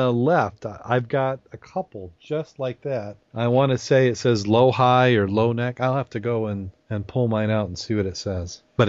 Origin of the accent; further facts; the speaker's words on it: Midwest, United States; You can tell we're from the Midwest.